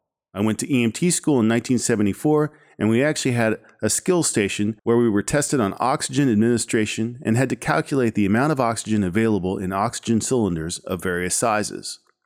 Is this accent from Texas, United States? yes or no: yes; Fort Worth, Texas, United States; As a kid growing up in Fort Worth, Texas, I had little interest in ambulances or medicine.